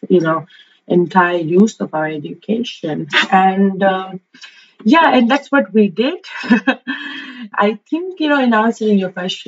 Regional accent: Maldives; I am from the Maldives

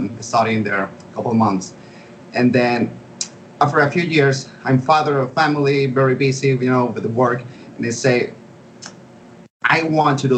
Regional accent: Caracas, Capital District, Venezuela; I found this college for audio engineering there in my hometown, Caracas, Venezuela

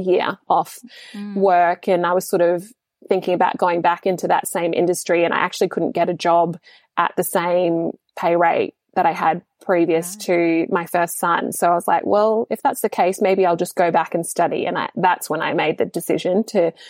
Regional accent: Papua New Guinea; being in my home country

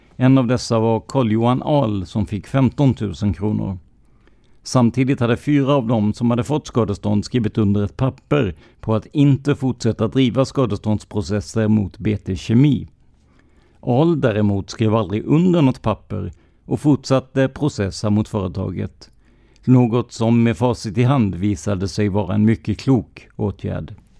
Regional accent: Rödeby, Blekinge, Sweden; byn jag kommer ifrån, Rödeby i Karlskrona kommun, har cirka 3500 invånare och det kändes ändå som en liten ort att växa upp i.

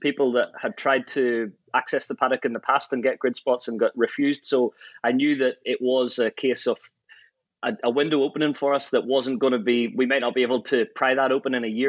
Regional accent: Ireland; I think because I grew up in Ireland and the road racing scene

